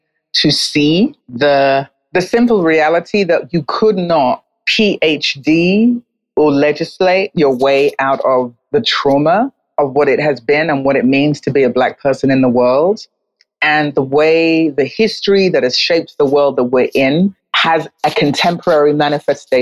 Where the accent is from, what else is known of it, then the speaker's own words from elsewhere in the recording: London, United Kingdom; moved away as an adult; also born or lived in New York; now in Accra, Ghana; I was born in London, where I lived and worked as a journalist for a period of years. And then I moved to New York and lived and worked there as a journalist for 8 years before I moved to Accra